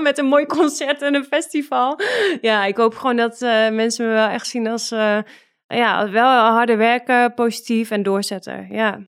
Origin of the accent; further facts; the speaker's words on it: Netherlands; moved away as an adult; now in Russia; wij als Nederlanders over het algemeen ook echt heel nuchter zijn